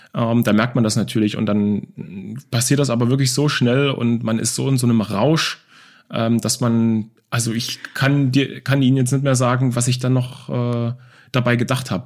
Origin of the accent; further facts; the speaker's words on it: Dresden, Saxony, Germany; now in Offenburg, Germany; ich bin in Dresden, in Leubnitz Neustra groß geworden, äh, in einer Plattenbausiedlung